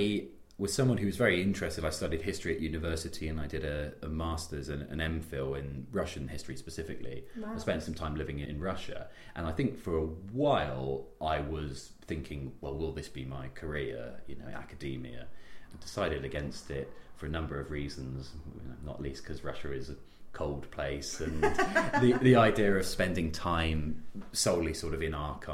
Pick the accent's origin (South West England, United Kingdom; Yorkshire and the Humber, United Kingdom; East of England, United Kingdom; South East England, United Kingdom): South West England, United Kingdom; Bristol; also born or lived in Oxford; I am Bristolian. I was born in Bristol, always lived outside of the city, but I went to school in Bristol.